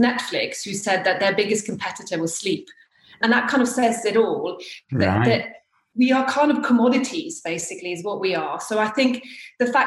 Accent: Norway; also born or lived in near Chichester, United Kingdom; now in Chichester area, United Kingdom; So I've actually lived here longer than I have in Norway. So yes, I'm from Norway.

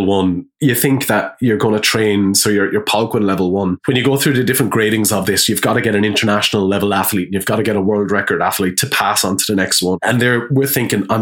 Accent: Wexford, Leinster, Ireland; moved away as an adult; also born or lived in Dublin; we're from Wexford

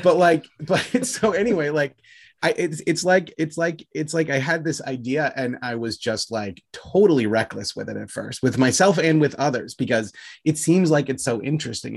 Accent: United States; I'm an American guy

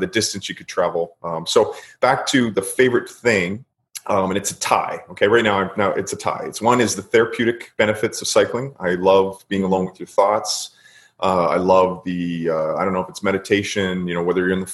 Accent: Queensville, Ontario, Canada; also born or lived in Toronto; Queensville, which no one's ever heard of, little farm town, kind of north of Newmarket, maybe an hour north of Toronto. That's where I kind of grew up

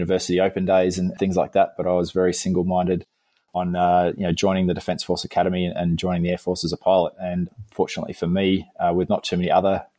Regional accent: Melbourne, Victoria, Australia; I grew up near Essendon Airport in Melbourne

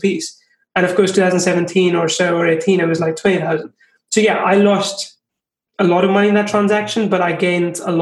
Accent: India; also born or lived in England; now in Finland; I'm from India, I've seen like how things are there. I've lived in England, I live in Finland.

